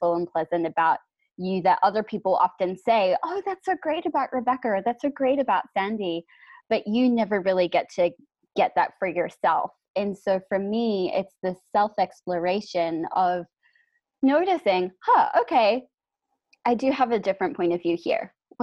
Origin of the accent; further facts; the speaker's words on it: New Zealand; So I'm from New Zealand